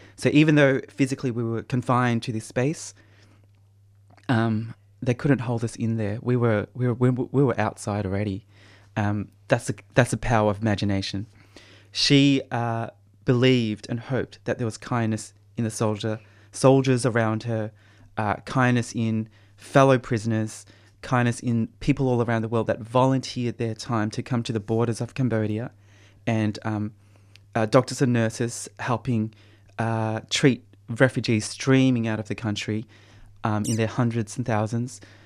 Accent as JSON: {"language": "English", "country": "Australia", "tie": "born or raised there", "said": "being born in prison and, uh, growing up in Australia with my parents struggling to support all, all our kids"}